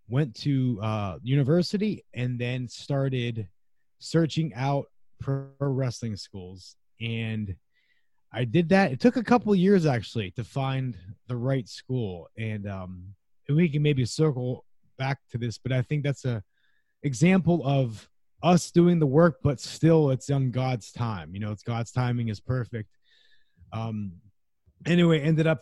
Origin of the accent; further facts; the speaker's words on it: Youngstown, Ohio, United States; the local university in my hometown of Youngstown, Ohio